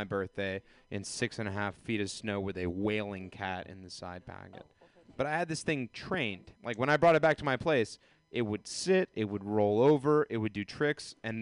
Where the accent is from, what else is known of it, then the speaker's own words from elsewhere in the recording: the South, United States; I am from the South